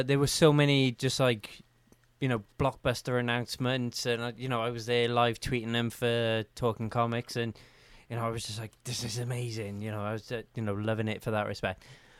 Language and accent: English; Wales, United Kingdom; as a Welshman